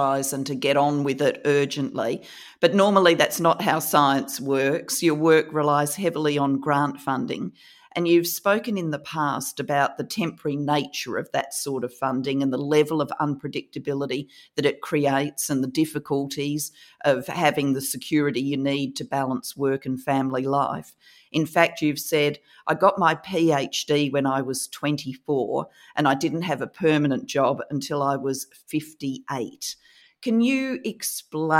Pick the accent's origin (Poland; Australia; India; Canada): Australia; now in United Kingdom; my home country of Australia